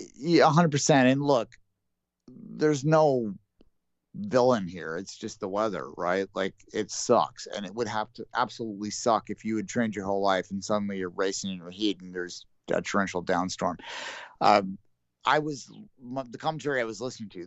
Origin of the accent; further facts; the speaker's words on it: Canada; we're Canadian and we're not American.